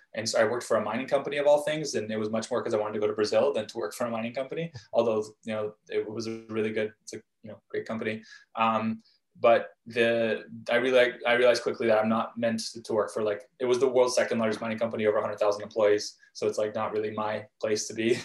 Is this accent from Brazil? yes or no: no; Vancouver, British Columbia, Canada; also born or lived in Krasnoyarsk, Russia / Israel; we moved again to, to Vancouver, uh, Canada, when I was five. And, and uh, when I got here, where I, where I live now, um, Vancouver, um, really from a young age